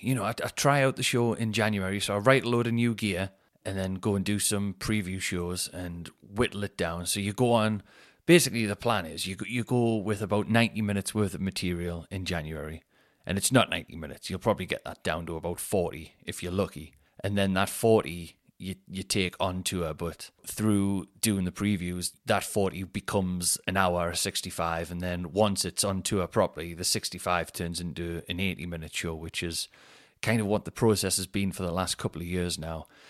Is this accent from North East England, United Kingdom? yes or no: yes; Newcastle upon Tyne, North East England, United Kingdom; the show is gonna be in my hometown